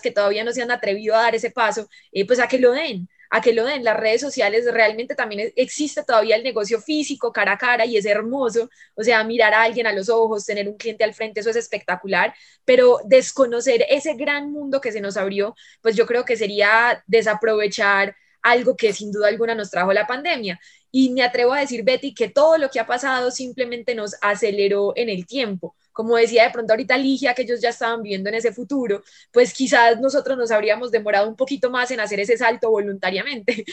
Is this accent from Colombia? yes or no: yes; Medellín, Antioquia, Colombia; soy de Medellín